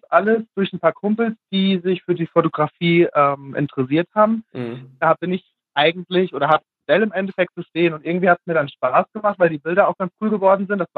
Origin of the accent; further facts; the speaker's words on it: Fulda, Hesse, Germany; ähm, ich komme aus Fulda, werde jetzt im Mai 28 Jahre alt und ähm, bin aufgewachsen in einem beschaulichen Dörfchen hier in der Nähe von Fulda.